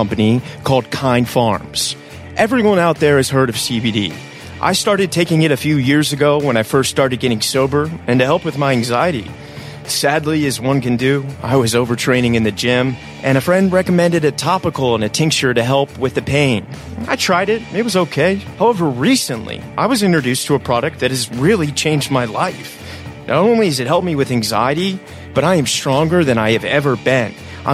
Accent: Virginia, United States; I'm from Virginia too, so I know the Southern accent well

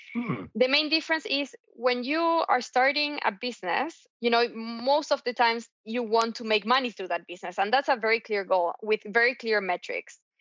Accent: Argentina; I was raised in Argentina

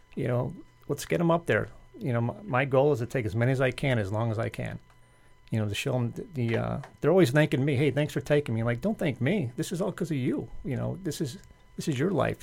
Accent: Chicago, Illinois, United States; moved away as an adult; now in Boca Raton, United States; born and raised in Chicago, moved down here twenty-four years ago

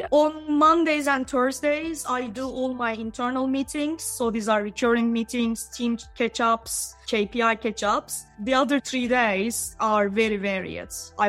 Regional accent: Istanbul, Turkey; Istanbul, in Turkey.

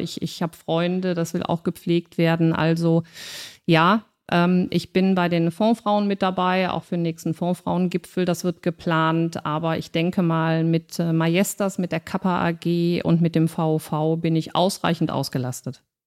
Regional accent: Cologne, North Rhine-Westphalia, Germany; wir zwei Urkölschen

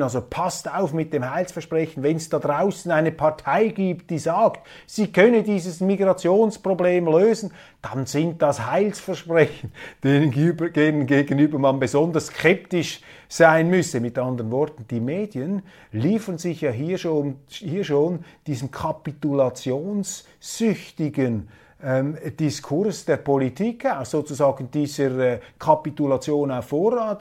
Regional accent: Switzerland; als Schweizer

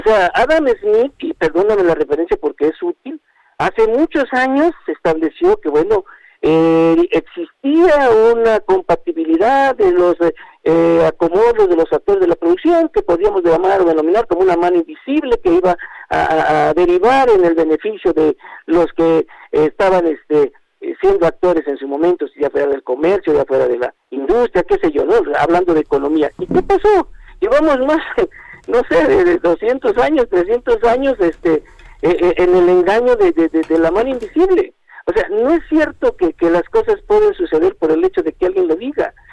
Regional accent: Mexico; ciudadano mexicano

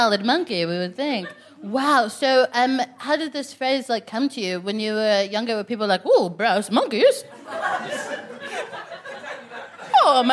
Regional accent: Texas, United States; now in London, United Kingdom; I'm from Texas, which is a bad place.

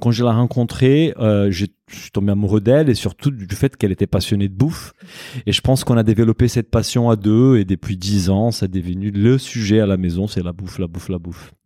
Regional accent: Brazil; moved away; also born or lived in Japan; je suis brésilien comme tout le monde le sait, d'origine portugaise

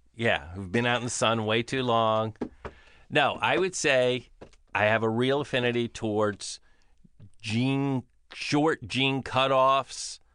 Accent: Florida, United States; I grew up in Florida

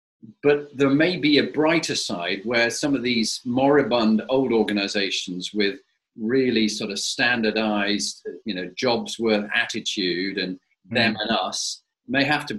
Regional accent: Scarborough, Yorkshire and the Humber, United Kingdom; I was born in Scarborough.

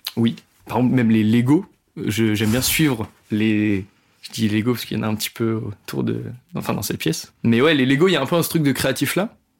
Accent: Rouen, Normandy, France; je suis pas de Paris, je suis de Rouen

